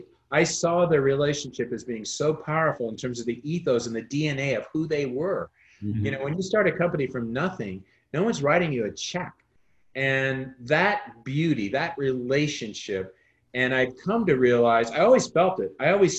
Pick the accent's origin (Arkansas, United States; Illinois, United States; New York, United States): Illinois, United States; Carlinville; That realtor was in my hometown of Carlinville.